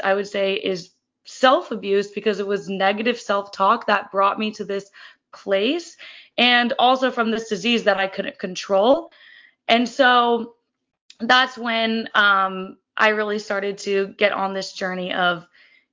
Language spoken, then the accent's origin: English; Kansas City, United States; moved away as an adult; also born or lived in Fort Collins, Colorado; now in San Diego, United States; I'm originally from Kansas City, and then I moved to Fort Collins, Colorado to attend Colorado State University